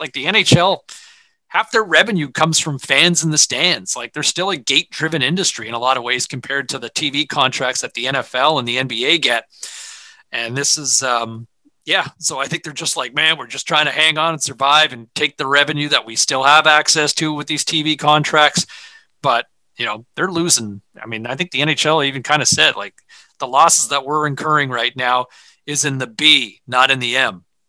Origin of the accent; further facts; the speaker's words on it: Ottawa, Ontario, Canada; my parents always had 580 CFRA on in the house growing up in Ottawa